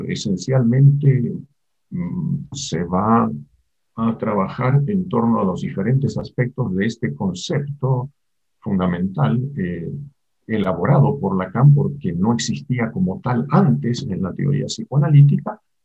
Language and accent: Spanish; Argentina; moved away as an adult; now in Mexico; Yo nací en Argentina, vivo en México desde hace 45 años, desde 1976